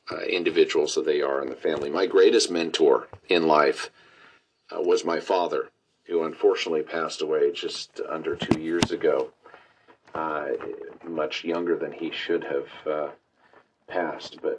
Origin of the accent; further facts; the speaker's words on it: Pleasant Grove, Utah, United States; Pleasant Grove, Utah. My ancestors came from Scandinavia, from Denmark, and immigrated